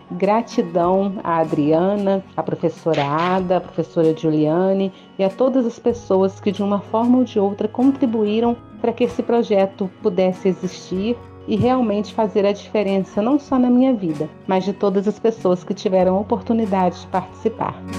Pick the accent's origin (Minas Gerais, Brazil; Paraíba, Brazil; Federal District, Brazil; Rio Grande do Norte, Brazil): Minas Gerais, Brazil; Mariana; eu sou da cidade de Mariana